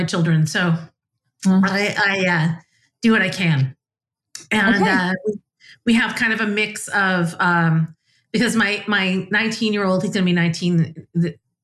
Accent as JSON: {"language": "English", "country": "United States", "also_born_or_lived": "Scotland", "said": "as an American"}